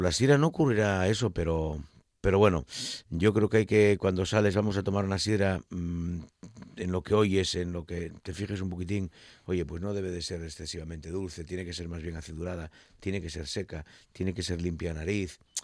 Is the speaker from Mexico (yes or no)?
no; Asturias, Spain; como asturiano no quiero caer en la tentación de ser muy grandón, que es que solemos ser los asturianos muy grandones